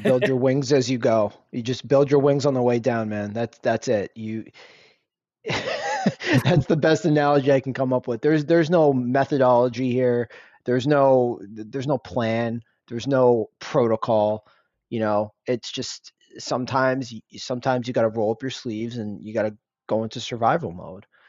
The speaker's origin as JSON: {"language": "English", "country": "United States", "tie": "born or raised there", "said": "I'm Indian. I was, I'm first generation, born and raised here, raised by immigrants"}